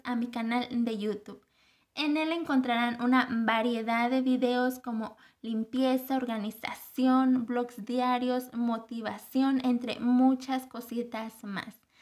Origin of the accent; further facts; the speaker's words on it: Guanajuato, Mexico; Soy de Guanajuato, México